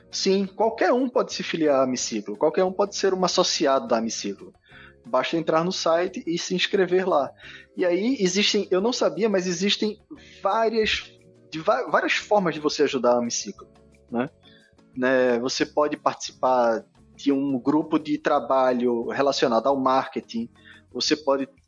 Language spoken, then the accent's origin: Portuguese; Afogados, Pernambuco, Brazil; also born or lived in Recife; Afogados tá é lá no assim, interior, sacou? É, eu nasci em Afogados